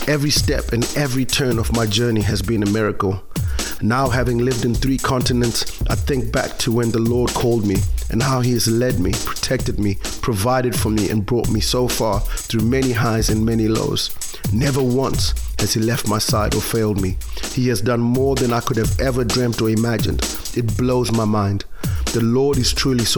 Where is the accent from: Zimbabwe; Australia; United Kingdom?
Zimbabwe; moved away; As a kid growing up in Zimbabwe